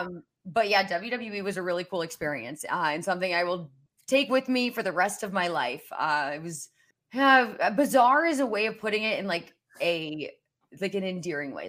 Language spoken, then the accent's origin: English; Indianapolis, Indiana, United States; moved away; also born or lived in West Virginia / Kansas City, Missouri; my hometown of Indianapolis